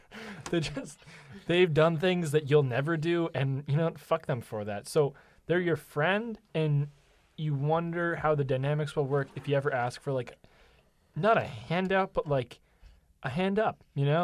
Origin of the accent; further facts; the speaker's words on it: Massachusetts, United States; I'm from Massachusetts